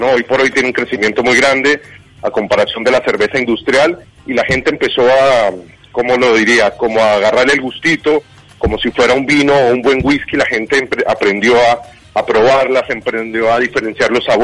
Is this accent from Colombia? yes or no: yes; Colombia; now in Uruguay; yo soy colombiano, hace 15 años vivo en este hermoso país y he visto la evolución de cero